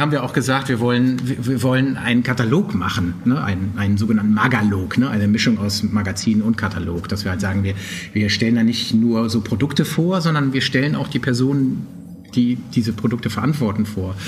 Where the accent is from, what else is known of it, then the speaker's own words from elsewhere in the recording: Trier, Rhineland-Palatinate, Germany; moved away as an adult; also born or lived in Poland; now in Berlin, Germany; ich komm eigentlich aus Trier